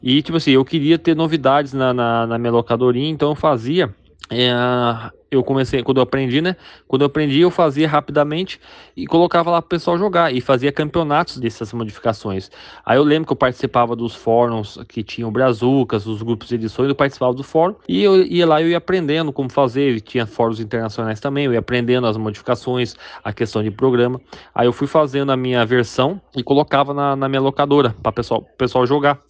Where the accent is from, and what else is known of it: Mogi Mirim, São Paulo, Brazil; moved away; also born or lived in Paraíba